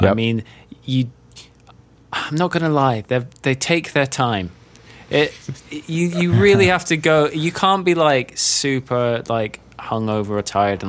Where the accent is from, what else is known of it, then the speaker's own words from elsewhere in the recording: London, United Kingdom; moved away as an adult; now in United States; I grew up in London, but I moved to the States when I was 20.